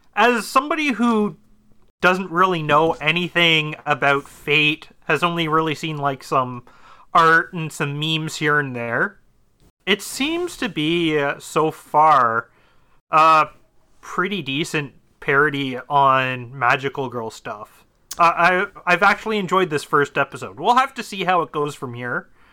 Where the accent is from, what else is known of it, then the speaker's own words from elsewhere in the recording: Ontario, Canada; I'm from Ontario. I'm not from Alberta